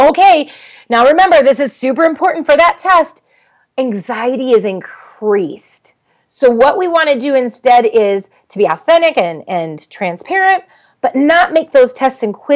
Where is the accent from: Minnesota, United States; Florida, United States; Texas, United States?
Minnesota, United States; I'm from Minnesota